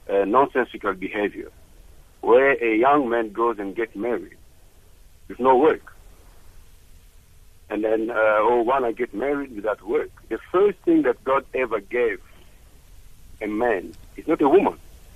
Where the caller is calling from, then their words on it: Cape Town, Western Cape, South Africa; I'm calling from Cape Town.